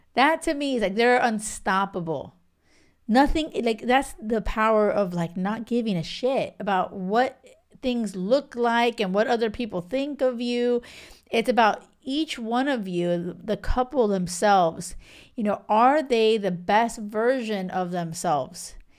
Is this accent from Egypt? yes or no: no; Miami, Florida, United States; moved away; also born or lived in a small island off the west coast of Africa; I'm from Miami